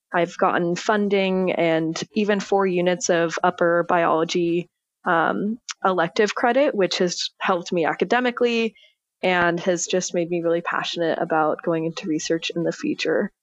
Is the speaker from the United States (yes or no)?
yes; Corvallis, Oregon, United States; moved away as an adult; now in Los Angeles, United States; I am originally from Corvallis, Oregon.